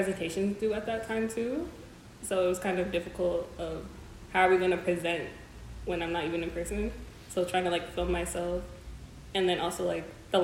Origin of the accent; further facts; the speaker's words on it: Windsor, Ontario, Canada; moved away; I'm from Windsor, so I was visiting my mom at the time.